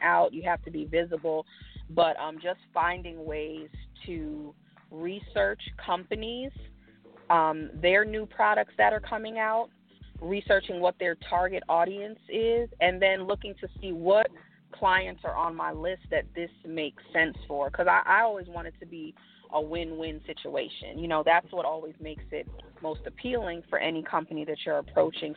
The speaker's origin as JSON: {"language": "English", "town": "New York City", "region": "New York", "country": "United States", "tie": "born or raised there", "moved": "yes", "lives_now": "Houston, United States", "said": "that's home, born and raised in the Bronx"}